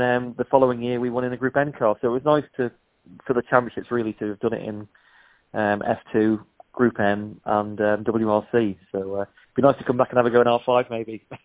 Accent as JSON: {"language": "English", "country": "Isle of Man", "tie": "born or raised there", "moved": "yes", "said": "I'm from the Isle of Man, but I moved off in '93"}